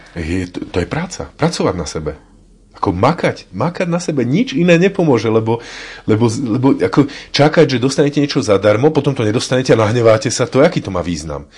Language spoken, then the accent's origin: Slovak; Martin, Žilina Region, Slovakia; ja som Martinčan